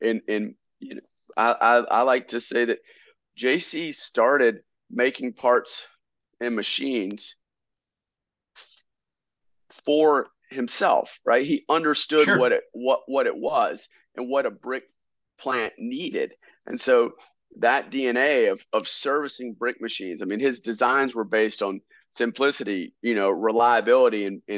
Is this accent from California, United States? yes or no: no; Statesville, North Carolina, United States; we come from Statesville, North Carolina. It's right at the crossroads of I-40 and I-77, but it's in Iredell County.